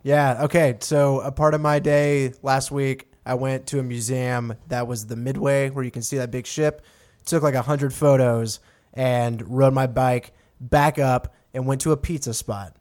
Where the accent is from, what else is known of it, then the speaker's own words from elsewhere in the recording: Texas, United States; moved away; I'm from Texas out here